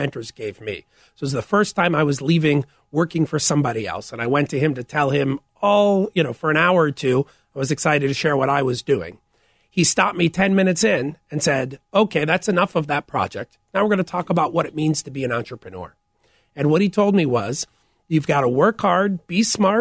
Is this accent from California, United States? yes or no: no; St. Louis, Missouri, United States; moved away as an adult; also born or lived in former Soviet Union; now in Chicago, United States; I grew up in St. Louis